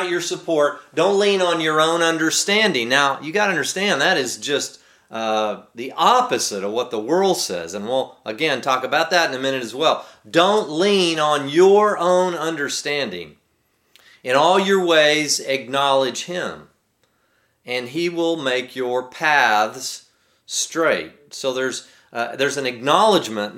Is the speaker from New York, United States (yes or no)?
no; Texas, United States; growing up in Texas